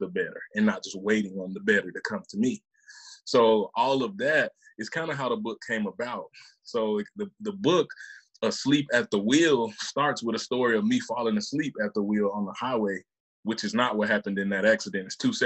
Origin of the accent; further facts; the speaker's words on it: Mississippi, United States; also born or lived in Memphis, Tennessee; born in Memphis, raised in Mississippi